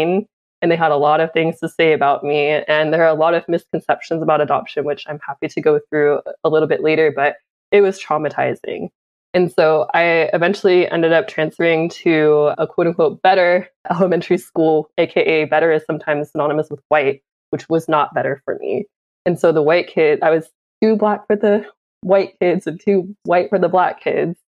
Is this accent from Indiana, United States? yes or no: no; Oakland, California, United States; I was born in Oakland in the Bay Area, born and raised where my family is from